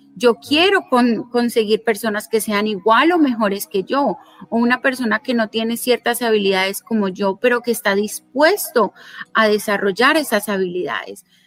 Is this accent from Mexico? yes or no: no; Colombia; also born or lived in South Florida, United States; now in Florida, United States; originalmente soy de Colombia